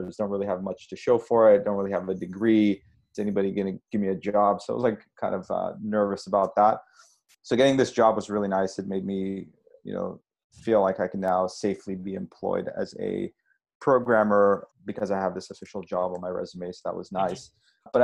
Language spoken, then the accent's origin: English; Montreal, Quebec, Canada; we grew up in Montreal